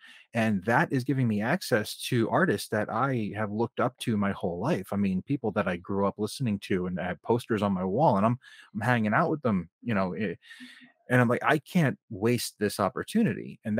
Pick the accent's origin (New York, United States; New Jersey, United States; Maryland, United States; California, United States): New Jersey, United States; Bergen County.